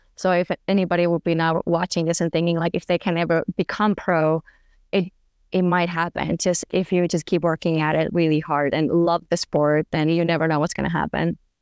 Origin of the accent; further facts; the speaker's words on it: Finland; moved away as an adult; also born or lived in Germany; I'm from Finland